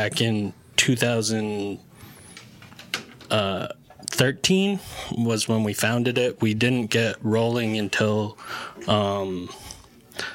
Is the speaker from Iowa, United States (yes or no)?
no; Lewiston, Maine, United States; also born or lived in Leeds, Maine / Mexico City, Mexico; I am from Leeds, Maine. And I grew up in the Lewiston, Auburn area my entire life, and well, aside from the parts where I was in Mexico and further north in Maine.